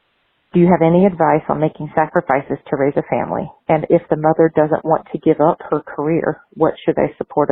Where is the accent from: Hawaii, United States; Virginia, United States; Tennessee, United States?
Virginia, United States; Arlington; from Arlington, Virginia.